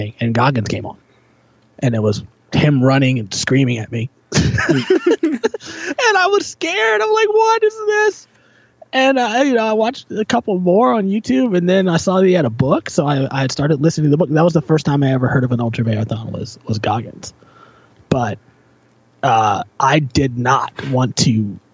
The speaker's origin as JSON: {"language": "English", "region": "Virginia", "country": "United States", "tie": "born or raised there", "moved": "yes", "lives_now": "Toronto, Canada", "said": "I grew up in Virginia."}